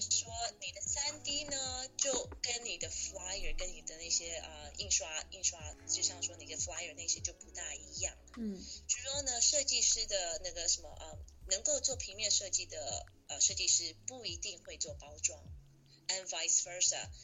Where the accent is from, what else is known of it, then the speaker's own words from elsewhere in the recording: Taiwan; moved away; 因为我是台湾人，所以说我爸是商人